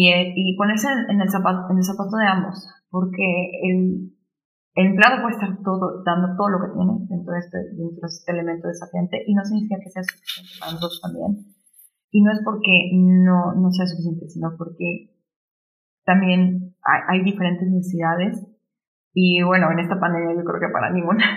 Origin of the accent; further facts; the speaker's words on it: Mexico; also born or lived in Germany; solo trabajando juntos como mexicanos realmente podemos hacer un cambio, ¿no? Este, yo sí, ahorita estoy en Alemania, pero después me regreso en dos semanas